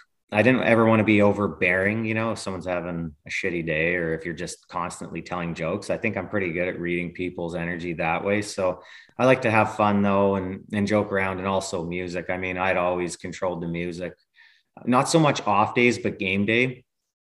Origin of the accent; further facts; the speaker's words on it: Lethbridge, Alberta, Canada; I'm born and raised in Lethbridge, which is an hour and a half away from Calgary